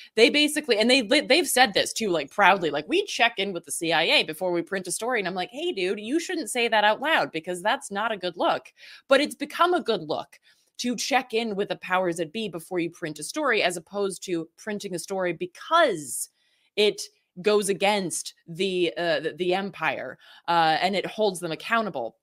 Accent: the South, United States; I grew up in the South

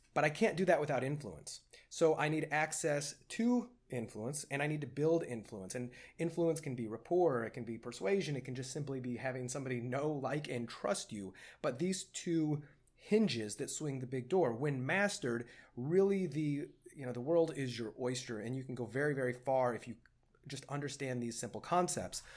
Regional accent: Edwardsville, Illinois, United States; born or raised there; moved away

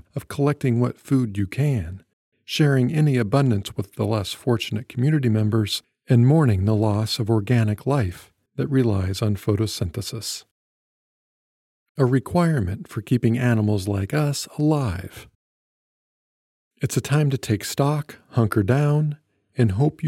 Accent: Iowa, United States; where I grew up in Iowa

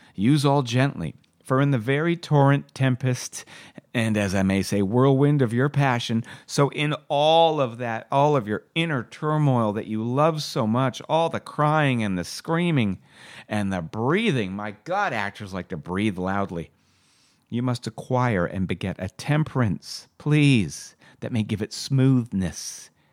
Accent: Canada; being a Canadian actor

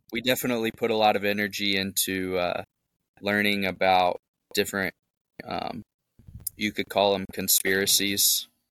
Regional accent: Memphis, Tennessee, United States; I'm from Memphis, Tennessee, uh, born and raised, and um, moved out to the suburbs.

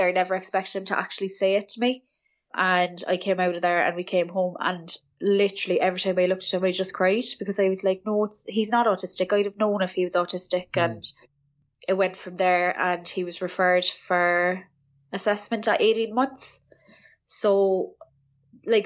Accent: Cork, Munster, Ireland; I am from Cork in Ireland

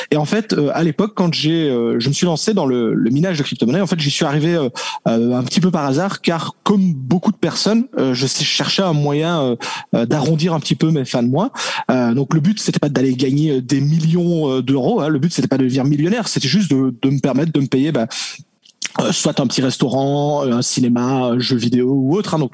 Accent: French-speaking Belgium, Belgium; accent: Belgian; Je suis de Belgique, euh, Belgique francophone, donc euh, c'est ça le petit accent que, que l'on peut entendre.

